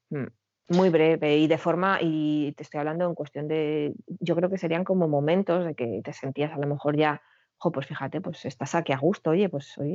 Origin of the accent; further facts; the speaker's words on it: Girona, Catalonia, Spain; necesito poner pie en mi tierra, que llevo mucho tiempo sin, sin ir. Y me lo concedieron. Y lo que hice fue una pequeña